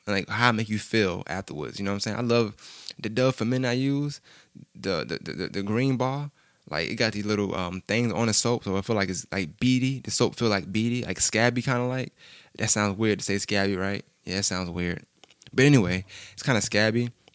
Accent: New York, United States; I'm from New York.

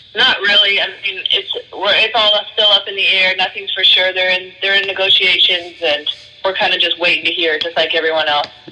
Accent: Chicago, Illinois, United States; growing up in Chicago

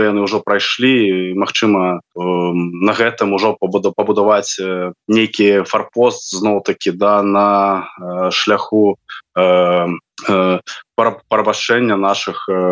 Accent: Belarus; мы беларусы

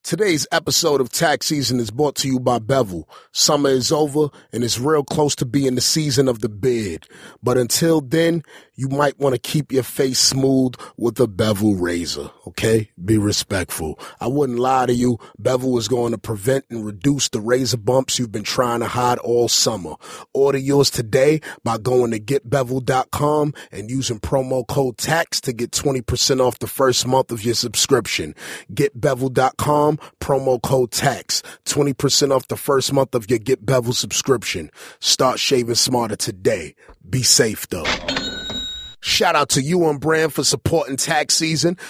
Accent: New York City, New York, United States; I'm a New Yorker

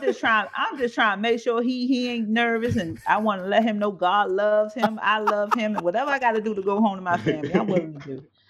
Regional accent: Maryland, United States; I'm from Maryland

